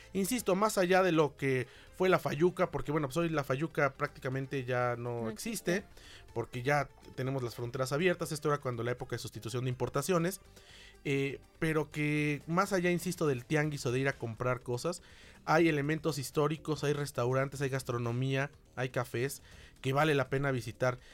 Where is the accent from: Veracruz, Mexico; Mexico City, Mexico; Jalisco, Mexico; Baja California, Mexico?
Mexico City, Mexico; somos de la Ciudad de México, como es mi caso